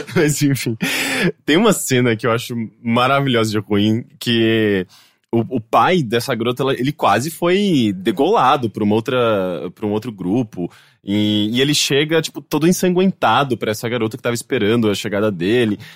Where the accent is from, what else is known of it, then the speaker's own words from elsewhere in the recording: Brazil; accent: Brazilian; é o nosso sotaque brasileiro falando inglês